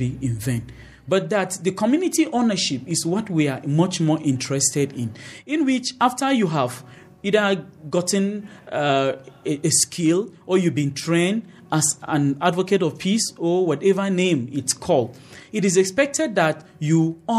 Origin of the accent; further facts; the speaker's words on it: Kufang, Plateau, Nigeria; I was from Kufang, Miango Road. There were those from Dadinkoa.